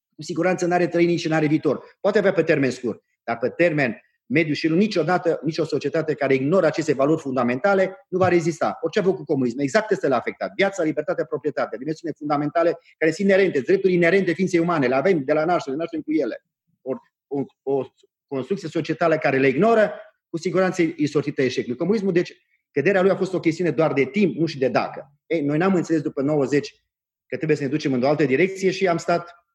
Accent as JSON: {"language": "Romanian", "region": "Transylvania", "country": "Romania", "said": "eu sunt ardelan"}